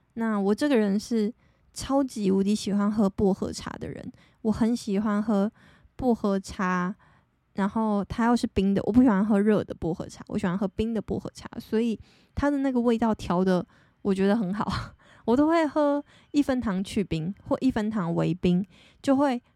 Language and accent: Chinese; Taitung County, Taiwan; 我就是在台东圣母医院出生的